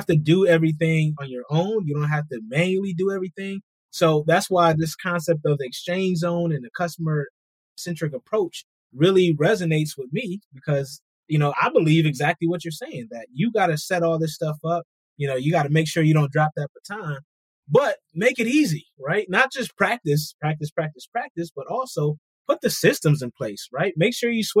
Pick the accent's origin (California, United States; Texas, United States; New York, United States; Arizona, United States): New York, United States; Rochester; I'm from Rochester, New York